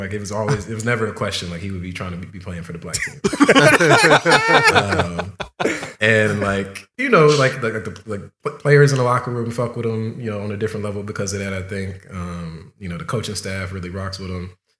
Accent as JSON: {"language": "English", "town": "Compton", "region": "California", "country": "United States", "said": "I grew up a fan. I'm from Compton, …."}